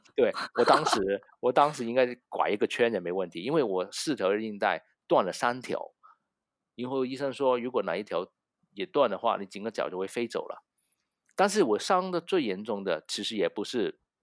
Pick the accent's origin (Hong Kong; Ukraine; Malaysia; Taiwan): Hong Kong; Chinese is a second language; 我是一个香港人，所以你一听到我的，呃，国语没有很标准